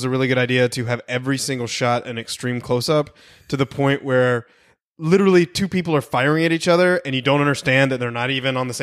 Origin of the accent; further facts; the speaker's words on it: North Carolina, United States; I grew up in North Carolina